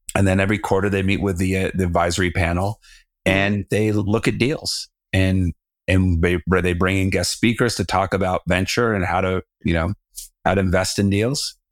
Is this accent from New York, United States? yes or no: no; Southern California, United States; now in Colorado, United States; I'm from Southern California, so I was used to the water